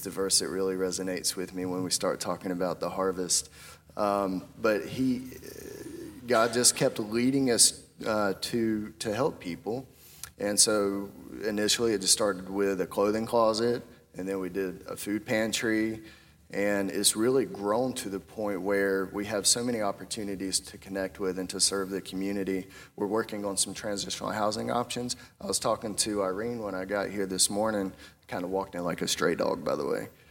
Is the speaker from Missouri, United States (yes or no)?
no; Bear Creek, North Carolina, United States; I grew up in Bear Creek. Anyone know where Bear Creek's at? That's a part of Chatham County